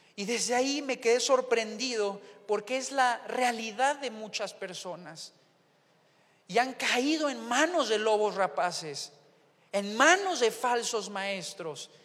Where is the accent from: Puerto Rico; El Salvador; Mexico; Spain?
Mexico; el mexicano en relación al argentino, pues hablamos diferente